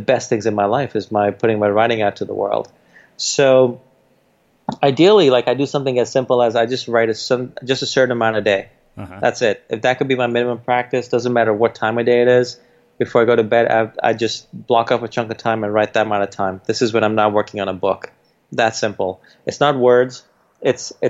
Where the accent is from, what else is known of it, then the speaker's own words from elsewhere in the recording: New York City, New York, United States; We didn't grow up in an Indian community. We grew up in Jamaica, Queens, where all the rappers came from.